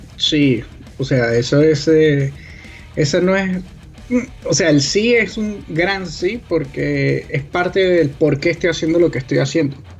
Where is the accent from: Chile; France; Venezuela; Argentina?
Venezuela; nosotros como venezolanos